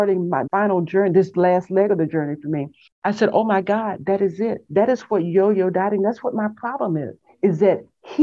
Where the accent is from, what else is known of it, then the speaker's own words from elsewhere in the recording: Texas, United States; I grew up in Texas in a small town on the farm, small town in Texas